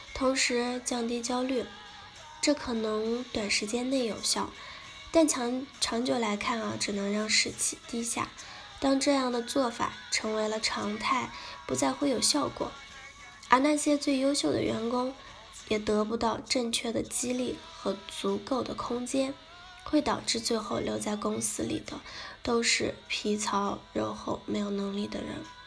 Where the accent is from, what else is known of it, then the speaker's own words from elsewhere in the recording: China; 我们中国人